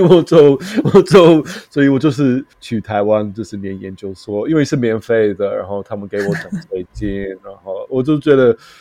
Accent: London, United Kingdom; Chinese is a second language; moved away as an adult; also born or lived in South Korea / Qingdao, China; now in Taiwan; 我就是在东伦敦长大了，然后我就是真的是非常，呃，比较低层的，就是，就是家庭的

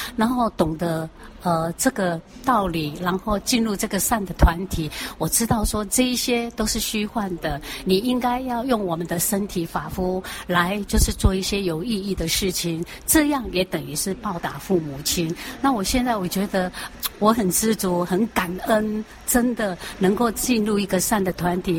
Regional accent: Taichung, Taiwan; 九岁就跑到电台啊，哦，台中，我是台中人，啊，台中农民电台呢，去歌唱比赛

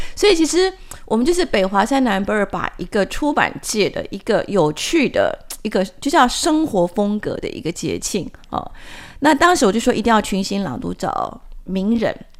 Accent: Hsinchu County, Taiwan; also born or lived in Taipei; 我是出生在那个知风，我们主持人知风非常熟悉的新竹，那父亲是广西母亲是宝山

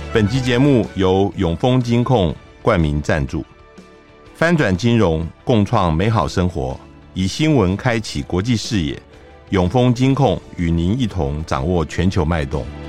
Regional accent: Taiwan; 我们台湾

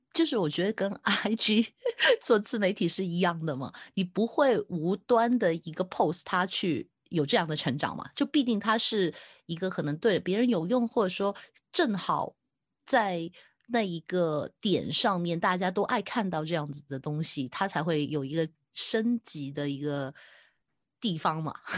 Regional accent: Taiwan; 我是台湾的

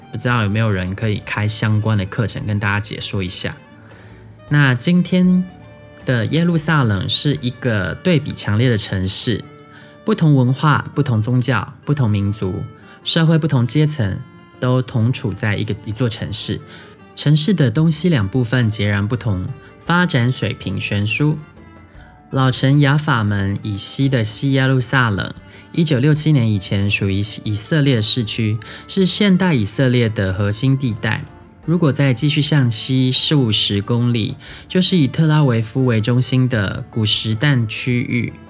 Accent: southern Taiwan, Taiwan; first language Taiwanese Hokkien; Chinese is a second language; 也不是所有南部人都跟我一样啦，但我从小在讲台语的

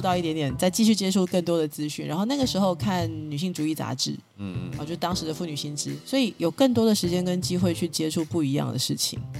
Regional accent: Taiwan; 我其实是生活在这里的嗯，嗯。一个台湾人

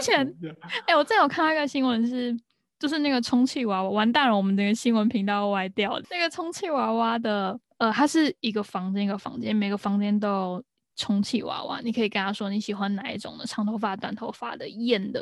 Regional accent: Taiwan; also born or lived in Northern Ireland; 我们身为一个台湾人

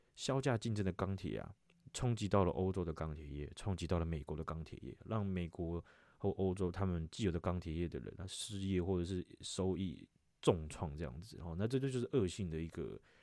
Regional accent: Taiwan; 身为一个台湾人

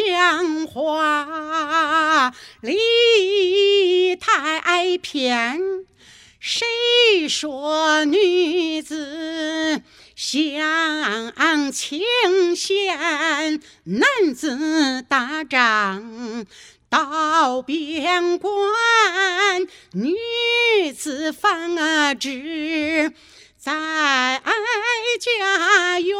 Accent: Henan, China; 但是我们河南人呢，夸奖人就一个字。中

